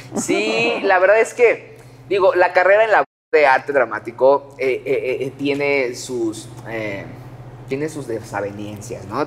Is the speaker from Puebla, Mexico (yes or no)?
yes; Puebla, Mexico; soy de Puebla